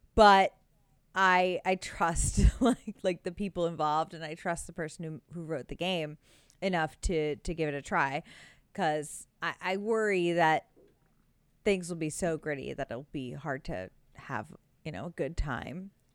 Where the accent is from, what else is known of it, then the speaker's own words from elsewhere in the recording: United States; me as an American